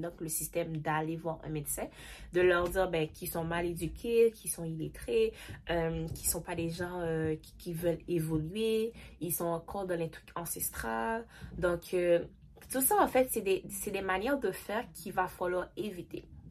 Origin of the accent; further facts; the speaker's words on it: Haiti; je suis haïtienne